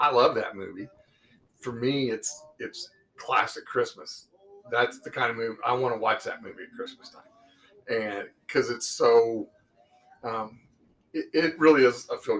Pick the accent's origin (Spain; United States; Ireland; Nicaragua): United States; Muncie, Indiana; growing up in Muncie, Indiana